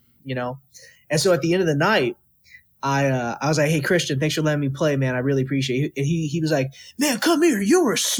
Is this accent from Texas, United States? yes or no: yes; Texas, United States; moved away; Growing up in Texas